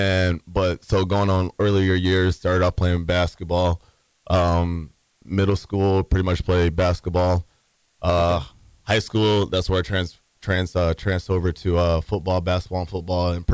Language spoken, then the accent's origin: English; Michigan, United States; now in Tampa, United States; I'm from Michigan